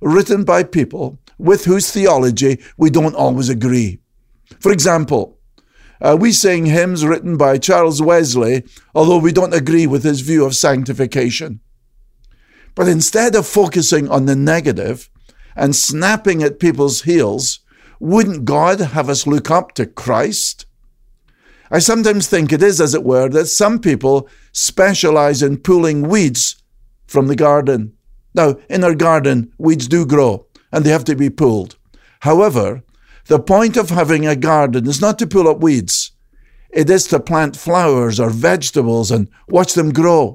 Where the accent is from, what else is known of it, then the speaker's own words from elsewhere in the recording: Scotland, United Kingdom; the shepherds I knew growing up in Scotland